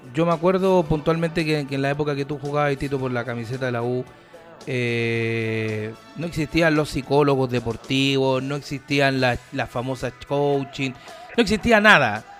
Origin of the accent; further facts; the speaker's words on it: Curicó, Maule, Chile; mi coterráneo Ramón Lizana, porque hoy día estamos de aniversario en la ciudad de Curicó